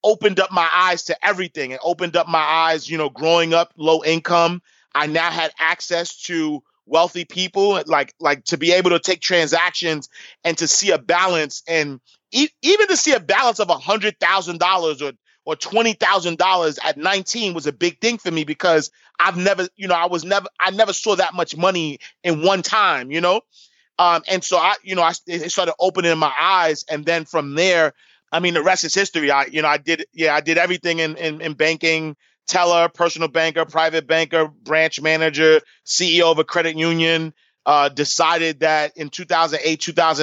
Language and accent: English; New York City, New York, United States; I grew up in Harlem. Like you mentioned, I grew up in St. Nicholas Projects, 129th Street and 8th Avenue